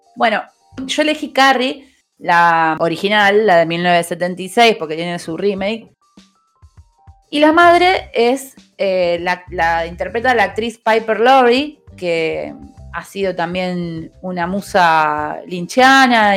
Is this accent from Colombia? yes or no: no; Argentina; somos de acá, de Argentina